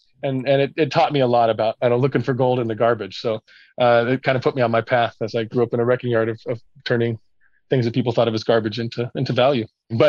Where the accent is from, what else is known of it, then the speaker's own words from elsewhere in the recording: Medford, Oregon, United States; now in Eugene, United States; Well, I grew up in Southern Oregon, a little town called Medford. Back in the 70s, wasn't a super progressive town. It was kind of a logging and fishing area, and my family comes from Southern California, and they moved up there in the early 70s